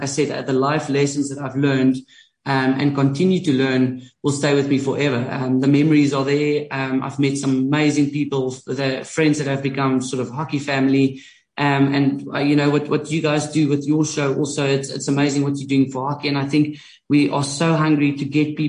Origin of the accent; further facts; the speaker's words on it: Sasolburg, Free State, South Africa; if I'm from Sasselburg